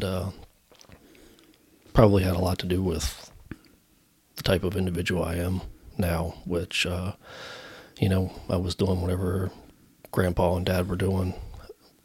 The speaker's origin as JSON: {"language": "English", "town": "Gettysburg", "region": "Pennsylvania", "country": "United States", "tie": "born or raised there", "said": "I'm from Gettysburg, PA."}